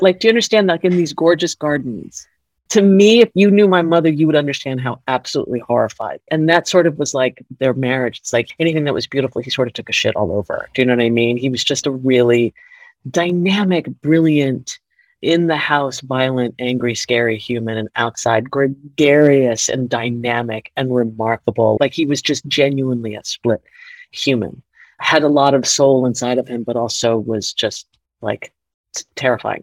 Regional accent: Miami, Florida, United States; I grew up in Miami.

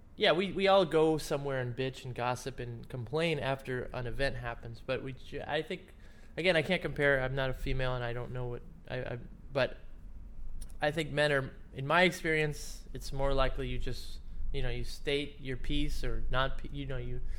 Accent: Cleveland, Ohio, United States; I'm from Cleveland

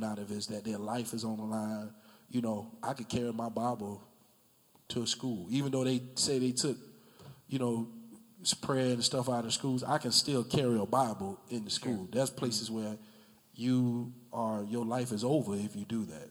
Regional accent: Jacksonville, Florida, United States; I grew up in the Brentwood area

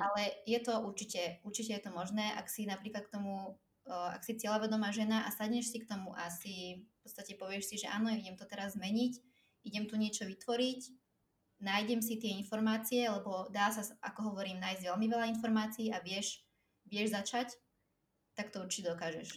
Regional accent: Slovakia; moved away as an adult; also born or lived in Cyprus; som odišla zo Slovenska, keď som mala, uh, myslím, že čerstvá 18 som bola vtedy

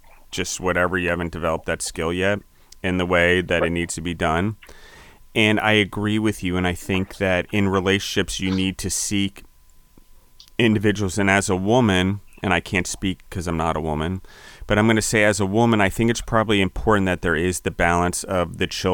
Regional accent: Maryland, United States; also born or lived in Pennsylvania; I'm from Pennsylvania originally. I was four, and then I moved to Maryland

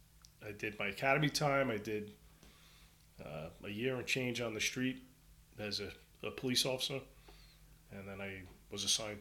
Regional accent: Brooklyn, New York, United States; You know, street fights growing up in Brooklyn were normal.

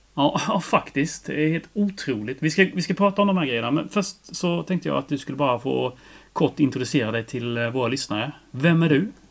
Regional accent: Växjö, Kronoberg County, Sweden; jag först var från Araby och sen att jag var från Monrovås

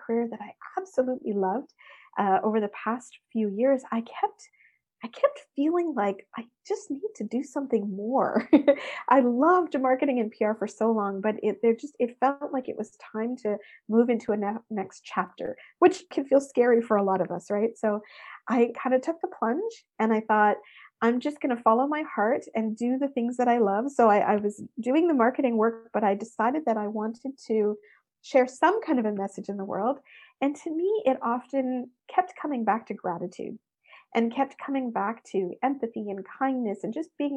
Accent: Canada; I often describe myself as obviously the Canadian girl, but the Indian girl, because my parents were immigrants that came to Canada in the 60s. And so I grew up in what I would say like dual cultures

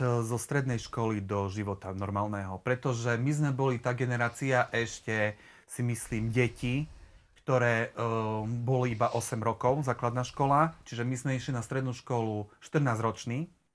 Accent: Haniska, Prešov Region, Slovakia; now in Prešov, Slovakia; celé svoje detstvo a svoju mladosť uh, som strávil vlastne v dedine, blízko Prešova, Haniske pri Prešove

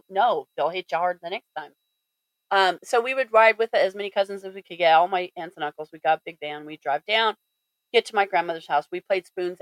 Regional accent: Fort Collins, Colorado, United States; also born or lived in San Luis Valley, Colorado; I was born and raised in Colorado. Born in the San Luis Valley and lived up in Fort Collins, graduated Fort Collins High School

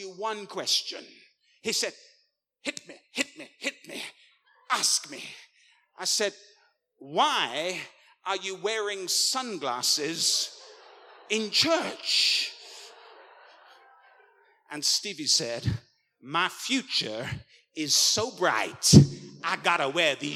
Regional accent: England, United Kingdom; I'm an Englishman

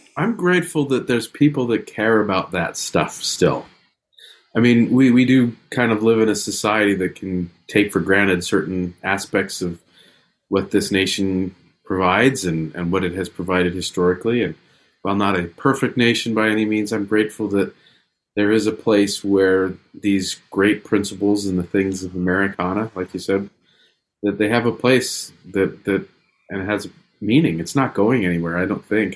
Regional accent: near Disneyland, California, United States; I share Shelley's thing of growing up near Disneyland

